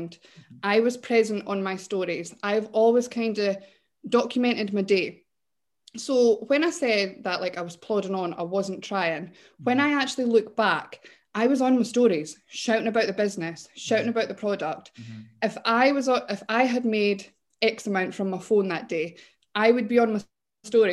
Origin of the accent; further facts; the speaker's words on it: Scotland, United Kingdom; I'm from Scotland